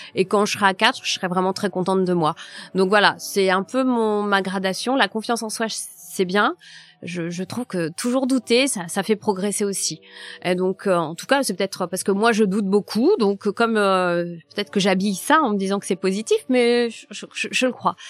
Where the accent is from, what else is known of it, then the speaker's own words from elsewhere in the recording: Nord, Hauts-de-France, France; also born or lived in Paris; je suis née dans le Nord